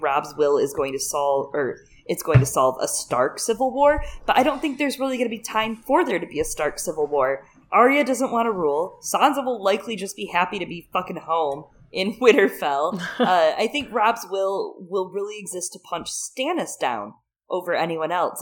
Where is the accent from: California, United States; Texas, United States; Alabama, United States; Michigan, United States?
Michigan, United States; moved away; I am from Michigan originally